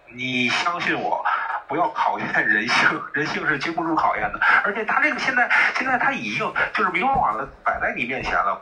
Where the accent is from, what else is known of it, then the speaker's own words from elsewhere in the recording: Tianjin, China; 我们天，我们天津